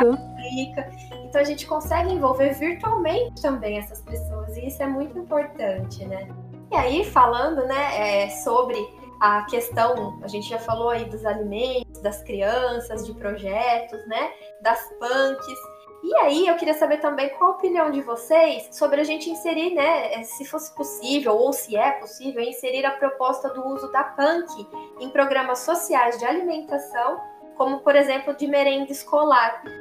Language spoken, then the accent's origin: Portuguese; interior of São Paulo, Brazil; eu sou do interior de São Paulo